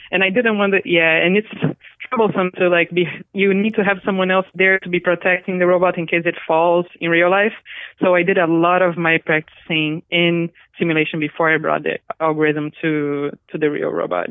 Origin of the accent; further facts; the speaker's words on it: Brazil; English is a second language; moved away as an adult; also born or lived in Japan; I'm Brazilian. I grew up in Brazil, and I went to college in Japan.